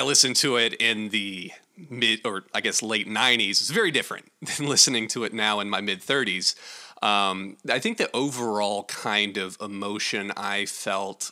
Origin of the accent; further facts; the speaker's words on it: North Carolina, United States; I'm from North Carolina